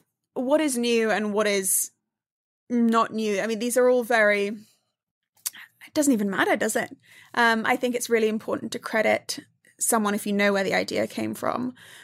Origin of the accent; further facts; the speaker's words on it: Dubai, United Arab Emirates; This is my after-school snack when I grew up in Dubai after, like, you know, before going to soccer practice or after dance class or something.